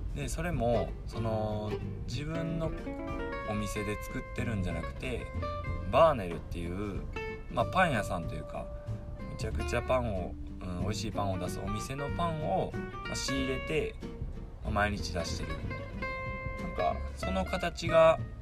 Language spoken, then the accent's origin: Japanese; Suzuka, Mie, Japan; 僕の地元の三重県鈴鹿市ってとこで